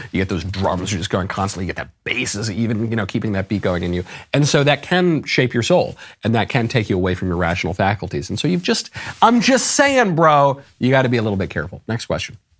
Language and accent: English; United States; I'm an American